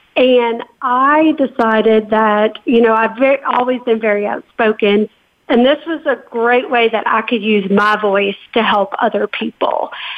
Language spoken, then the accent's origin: English; New Orleans, Louisiana, United States; So I am just a New Orleans, Louisiana girl that I grew up in New Orleans, and I graduated from Ole Miss, which is the University of Mississippi, with a degree in finance.